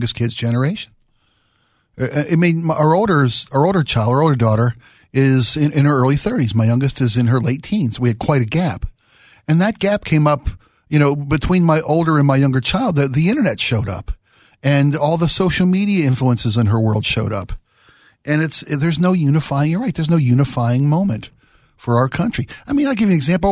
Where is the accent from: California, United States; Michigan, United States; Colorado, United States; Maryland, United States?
Maryland, United States; Baltimore; I was raised in Baltimore.